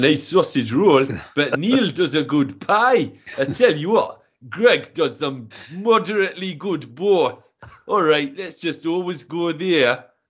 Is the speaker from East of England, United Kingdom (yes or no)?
no; Dumfries, Scotland, United Kingdom; born or raised there